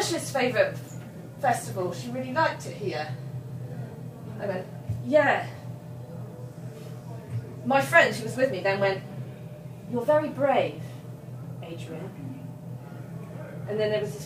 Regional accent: England, United Kingdom; we're very English, me and my friend

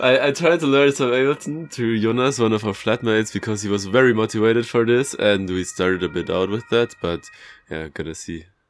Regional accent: Bavaria, Germany; moved away; I'm from Bavaria

